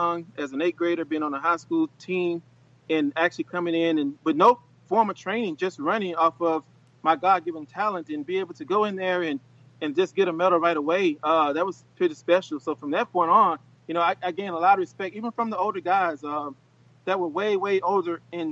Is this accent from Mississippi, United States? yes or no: yes; Louisville, Mississippi, United States; I'm the first Olympian back in my hometown of Louisville